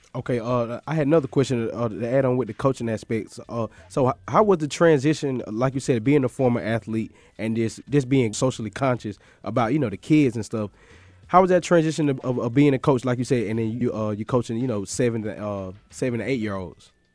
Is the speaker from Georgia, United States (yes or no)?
yes; Macon, Georgia, United States; I'm from Macon, Georgia